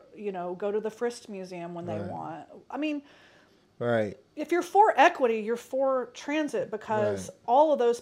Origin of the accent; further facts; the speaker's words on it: Nashville, Tennessee, United States; also born or lived in Indianapolis, Indiana; I grew up in Nashville